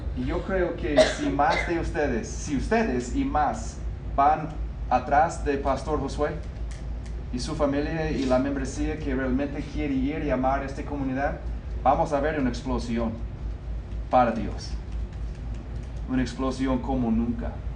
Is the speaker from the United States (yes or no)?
yes; United States; Spanish is a second language; moved away; yo nací en el norte, en los Estados Unidos